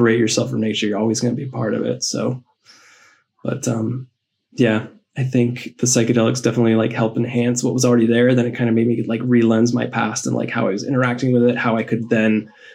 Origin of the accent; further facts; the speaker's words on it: Colorado, United States; I grew up in Colorado, so I was always like steeped in nature